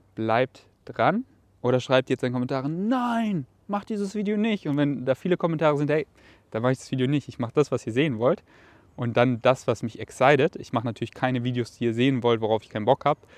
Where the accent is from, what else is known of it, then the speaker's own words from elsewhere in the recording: Germany; dass mich Deutschland mit Stolz erfüllt und einfach meine Heimat darstellt weil ich hier halt einfach so viel erlebt habe, dass es wirklich meine Heimat ist